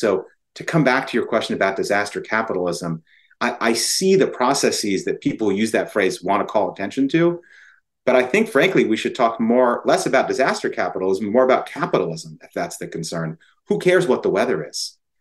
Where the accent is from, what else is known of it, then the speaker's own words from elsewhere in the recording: Connecticut, United States; also born or lived in New Orleans; I'm from Connecticut